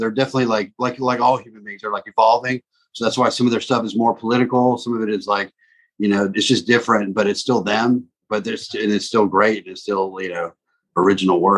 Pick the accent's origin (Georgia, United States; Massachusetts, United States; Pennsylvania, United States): Georgia, United States; South; also born or lived in Baghdad, Iraq; I was born in Baghdad to Catholic parents and then grew up in South Georgia